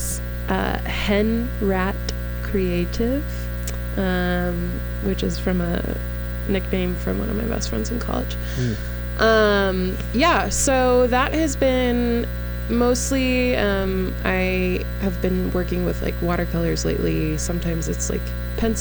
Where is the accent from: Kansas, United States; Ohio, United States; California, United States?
Kansas, United States; Kansas City; moved away as an adult; also born or lived in Lincoln, Nebraska; now in Atlanta, United States; I was also born and raised in Kansas City